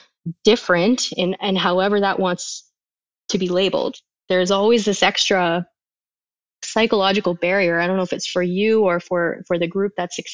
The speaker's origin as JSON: {"language": "English", "country": "Canada", "said": "being Canadian and living in Canada"}